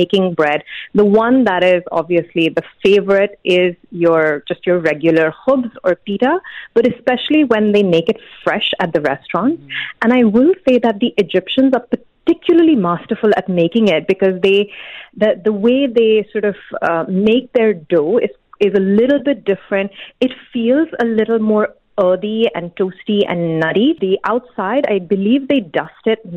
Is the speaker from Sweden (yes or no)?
no; India; now in United Arab Emirates; I'm originally from India